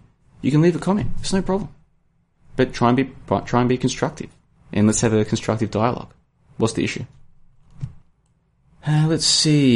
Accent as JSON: {"language": "English", "country": "Australia", "said": "I'm from Australia."}